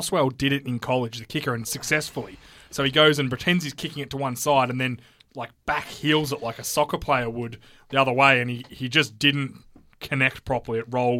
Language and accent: English; Australia; wouldn't have thought my experiences as an Australian